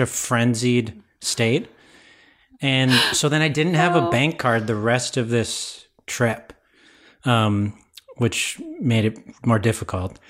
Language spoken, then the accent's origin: English; Ottawa, Ontario, Canada; also born or lived in Guelph, Ontario; I'm from Ontario. I was born and raised in Ottawa, our nation's capital.